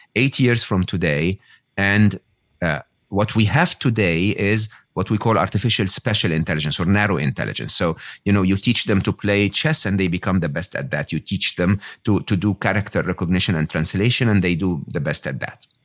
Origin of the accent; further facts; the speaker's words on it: Egypt; moved away; I was born and raised in Egypt